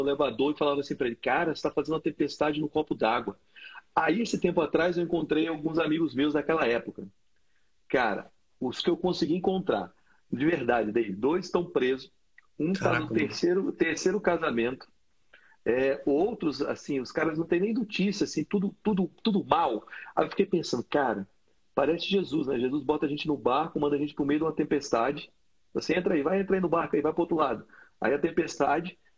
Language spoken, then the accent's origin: Portuguese; Brasília, Federal District, Brazil; eu cresci numa quadra em Brasília que tinha gangue